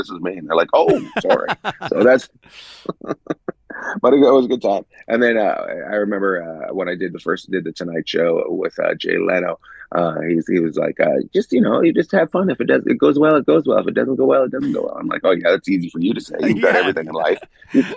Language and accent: English; Northern Canada, Canada; moved away; also born or lived in Vancouver, British Columbia / New York City / Los Angeles; I'm originally from Canada, northern Canada, up near Alaska